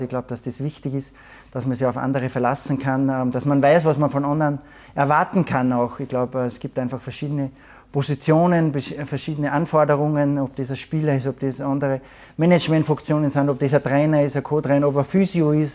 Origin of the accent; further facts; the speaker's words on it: Salzburg, Austria; moved away as an adult; now in Munich, Germany; als Salzburger